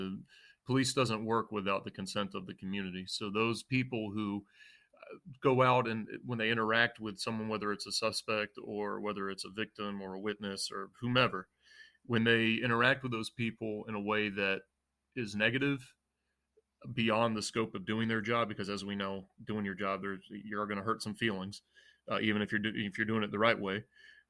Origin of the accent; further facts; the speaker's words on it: the South, United States; And it was weird because we grew up in the South, but we also were in a Lebanese house.